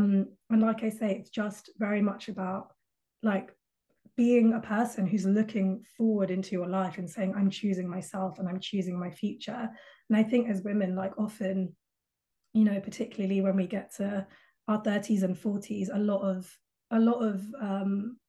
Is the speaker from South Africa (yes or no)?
no; United Kingdom; We would hop on, because we're all British, so we would all meet at King's Cross